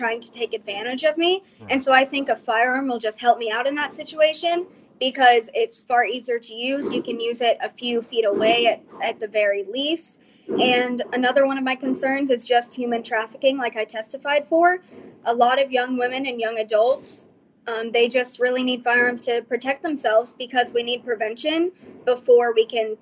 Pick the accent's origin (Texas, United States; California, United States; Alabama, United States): Texas, United States; Fort Worth; I am from Fort Worth, Texas.